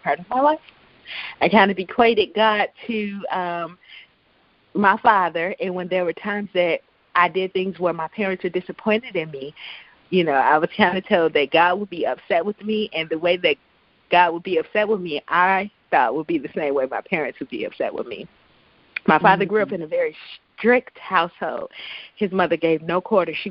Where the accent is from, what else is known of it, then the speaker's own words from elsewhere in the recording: Chicago, Illinois, United States; I grew up in the Chicagoland area